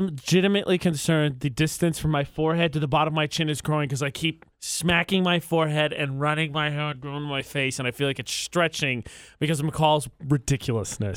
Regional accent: Lafayette, Indiana, United States; moved away as an adult; now in Utah, United States; my hometown of Indiana, Lafayette, Indiana

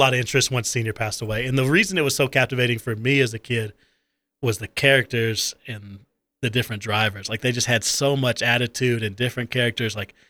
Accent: the South, United States; growing up in the South, for me, always being part of some kind of athletic team

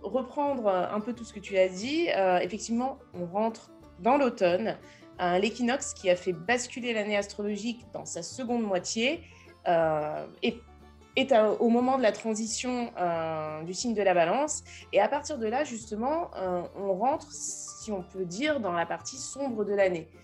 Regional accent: France; moi, je suis française

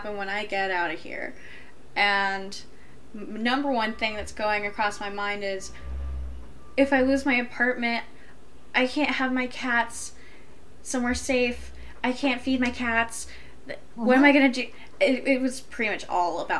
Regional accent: Deep South, United States; I grew up in the Deep South

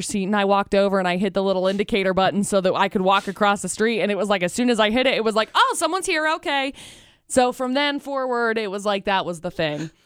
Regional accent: Brigham City, Utah, United States; I was growing up in Brigham City

